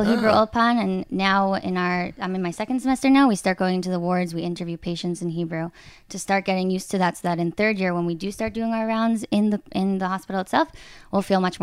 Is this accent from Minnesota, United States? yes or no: no; New York City, New York, United States; moved away as an adult; now in Israel; I'm originally from Queens, New York